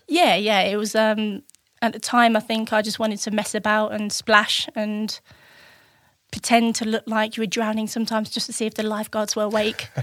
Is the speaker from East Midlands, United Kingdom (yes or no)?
yes; Spalding, East Midlands, United Kingdom; also born or lived in Chesterfield, Derbyshire; I was born in Chestfield in Derbyshire and wasn't there for long, and then we moved to Lincolnshire Spalding and lived there pretty much most of my childhood